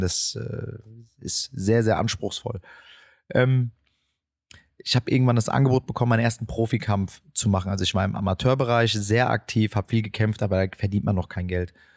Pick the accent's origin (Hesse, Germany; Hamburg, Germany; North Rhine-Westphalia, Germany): Hesse, Germany; Frankfurt; Ich bin äh, die meiste Zeit meiner Jugend hier im Viertel gewesen und auch aufgewachsen